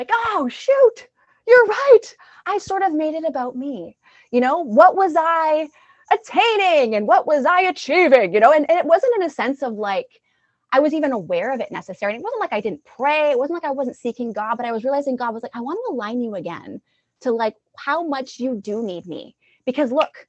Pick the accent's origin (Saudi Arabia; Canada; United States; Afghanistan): Canada; Alberta; moved away as an adult; I'm originally from Alberta